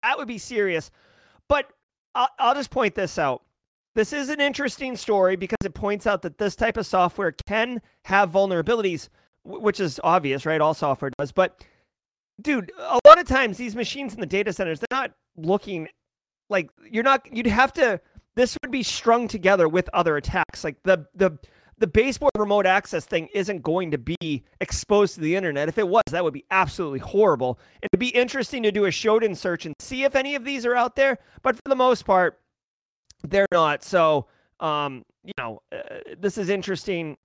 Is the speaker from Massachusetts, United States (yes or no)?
yes; Boston, Massachusetts, United States; I am from Boston